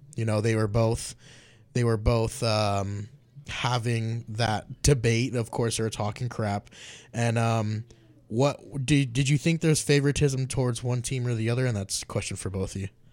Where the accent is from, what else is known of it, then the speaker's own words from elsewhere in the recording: Las Vegas, Nevada, United States; I'm actually from Las Vegas